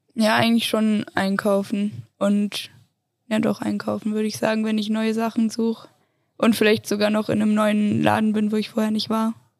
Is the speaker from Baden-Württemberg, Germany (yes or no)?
no; Göttingen, Lower Saxony, Germany; now in Innsbruck, Austria; Aus Göttingen, also voll weit oben